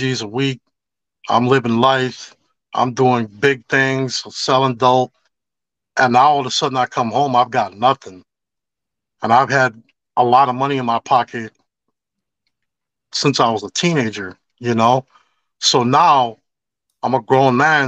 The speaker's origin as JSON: {"language": "English", "town": "Chicago", "region": "Illinois", "country": "United States", "tie": "born or raised there", "said": "I grew up on Cicero and Armitage, but I gangbanged all the way over, like, deep into Humble Park"}